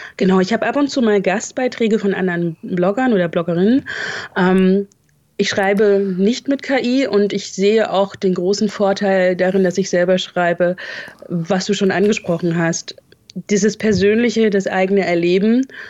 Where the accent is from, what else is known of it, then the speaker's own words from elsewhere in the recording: north of Leipzig, Saxony, Germany; moved away as an adult; also born or lived in Hesse / Hamburg; now in Dortmund, Germany; ich bin in Leipzig geboren und ähm, etwas nördlich davon aufgewachsen